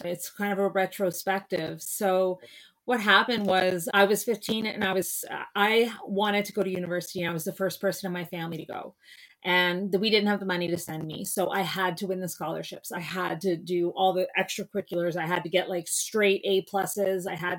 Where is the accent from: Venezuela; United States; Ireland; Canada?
Canada; Kingston, Ontario; also born or lived in Montreal / London; But I am from Kingston, Ontario, and I've lived all over the place. I went to school in Montreal at McGill, and then I went to school in London, England, which was a wild ride.